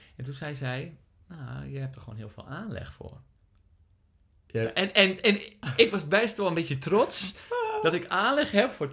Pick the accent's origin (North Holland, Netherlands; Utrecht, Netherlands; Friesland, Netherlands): Friesland, Netherlands; moved away; Ik ben geboren in Friesland.